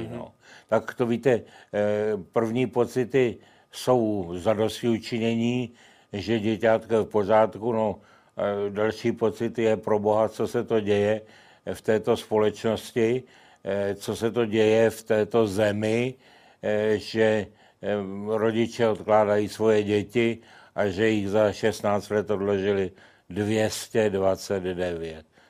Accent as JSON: {"language": "Czech", "town": "Kladno", "region": "Central Bohemian Region", "country": "Czechia", "tie": "born or raised there", "said": "v Kladně, mém rodném městě"}